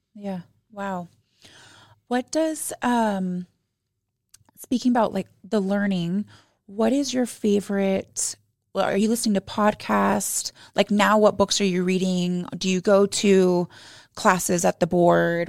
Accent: Arizona, United States; now in Utah, United States; I was raised in Arizona

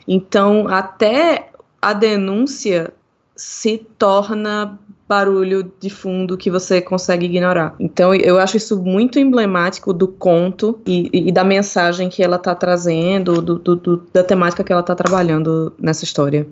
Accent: Recife, Pernambuco, Brazil; eu sou de Recife, eu sou pernambucana

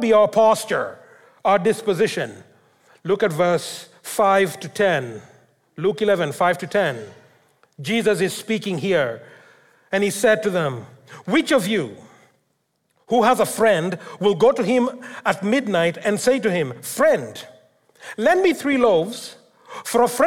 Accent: Kenya; moved away; when I grew up in Africa, in Kenya

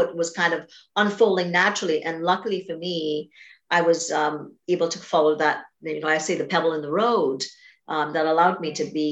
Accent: Trinidad & Tobago; I grew up in Trinidad and Tobago, a very big family, connected culture

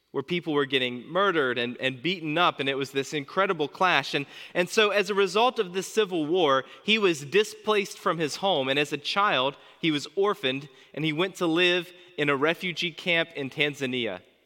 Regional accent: United States; As an American pastor

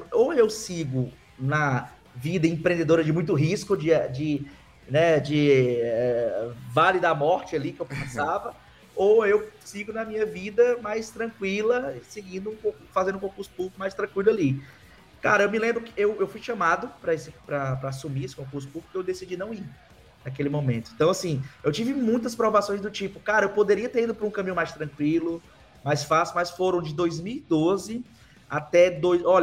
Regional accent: Fortaleza, Ceará, Brazil; Eu sou do Nordeste, sou de Fortaleza, Ceará.

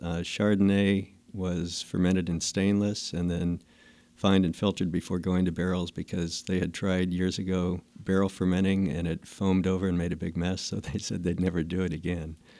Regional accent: Fresno, California, United States; also born or lived in Clovis, California; I grew up in the Fresno area, and actually, in high school, we lived in Clovis

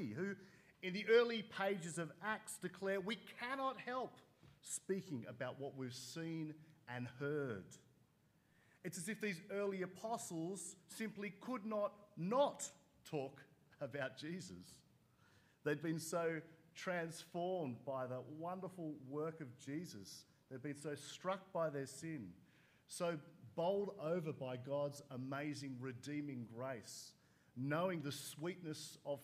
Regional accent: Sydney, New South Wales, Australia; growing up in Sydney

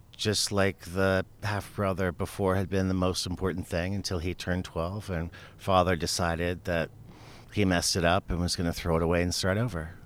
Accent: Tucson, Arizona, United States; Tucson. This is my hometown

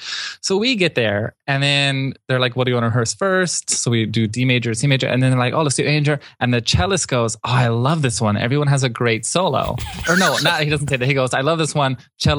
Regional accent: Miami, Florida, United States; I grew up in Miami, and I've only known Boca Raton.

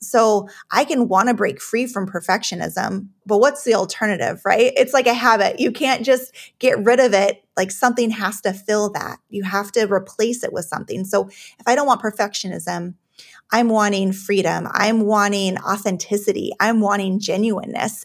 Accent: Juneau, Alaska, United States; I was actually born and raised in Alaska, uh, in Juneau

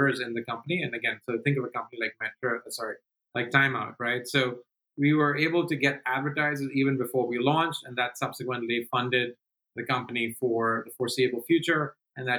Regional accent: Delhi, India; moved away as an adult; now in United States; Delhi, which is my hometown

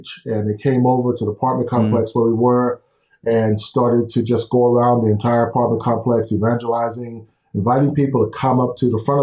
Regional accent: Houston, Texas, United States; Growing up in Houston, I'm the oldest of five, and grew up in the projects and in Houston

